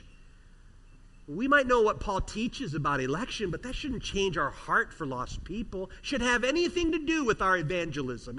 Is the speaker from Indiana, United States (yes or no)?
no; near Chicago, Illinois, United States; I grew up near Chicago